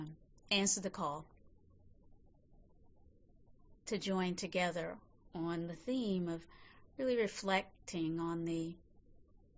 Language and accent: English; North Carolina, United States; now in San Francisco, United States; I was born in North Carolina many, many years ago